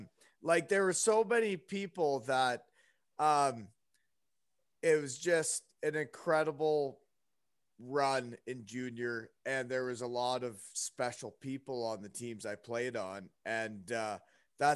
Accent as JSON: {"language": "English", "town": "Elmira", "region": "Ontario", "country": "Canada", "tie": "born or raised there", "also_born_or_lived": "Guelph, Ontario"}